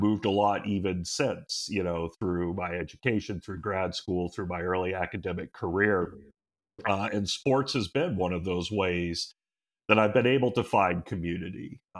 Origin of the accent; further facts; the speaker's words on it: Hawaii, United States; that's how I became a Cleveland sports fan as a kid growing up in Hawaii